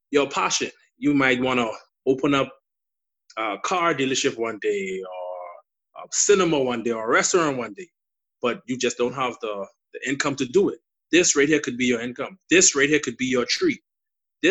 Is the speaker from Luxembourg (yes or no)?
no; Bahamas; accent: Bahamian; my Bahamian dialect, you know, they say a lot of Bahamians talk fast. You know, so you may not understand my accent